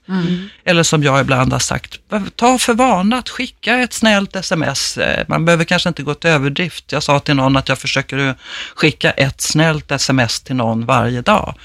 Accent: Stockholm, Stockholm County, Sweden; Jag upplever som stockholmare otroligt liksom, stor skillnad om jag är hemma i Enskede eller i city

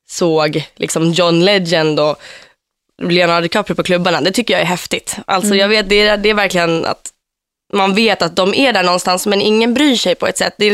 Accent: Finland; accent: Finland Swedish; now in Stockholm, Sweden; Alltså jag talar ju liksom finlandssvenska när jag flyttade till Stockholm.

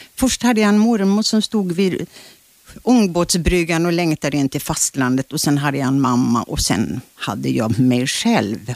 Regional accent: Kyrkö, Karlskrona archipelago, Blekinge, Sweden; moved away; den skärgårdsö där jag är född

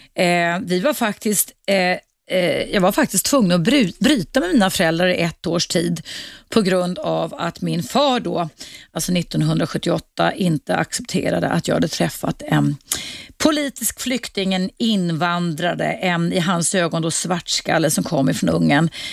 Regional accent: Dalarna County, Sweden; now in Stockholm, Sweden; som en svensk tjej från Dalarna faktiskt, där jag kommer ifrån

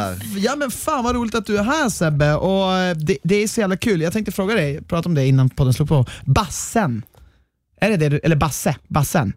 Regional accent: Norrland, Sweden; jag är från Norrland

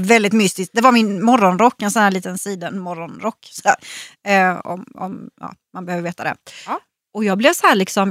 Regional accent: Växjö, Kronoberg County, Sweden; hemma i Växjö

